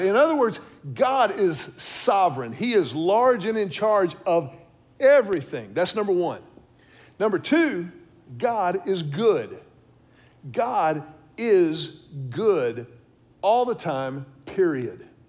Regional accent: Houston, Texas, United States; now in Austin, United States; I grew up in Houston, I've lived in Austin now for the better part of what, 24 years or so

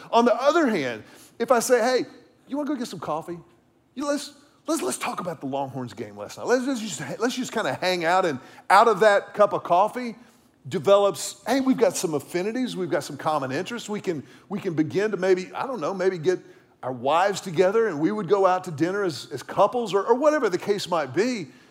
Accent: the Texas coast, United States; I grew up around the Texas coast

